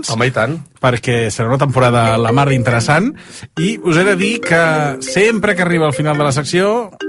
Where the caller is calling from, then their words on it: Vilanova i la Geltrú, Catalonia, Spain; de Vilanova i la Geltrú